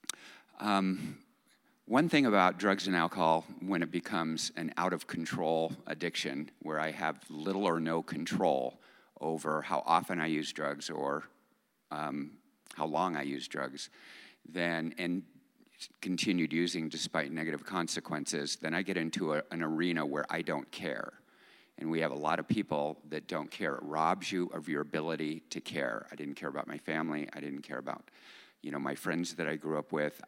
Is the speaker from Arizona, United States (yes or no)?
yes; Phoenix, Arizona, United States; I grew up in Phoenix